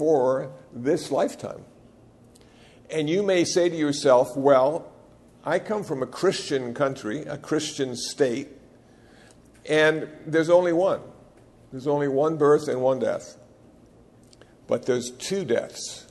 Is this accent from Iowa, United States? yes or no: yes; Iowa, United States; moved away as an adult; now in Los Angeles, United States; I was born in Iowa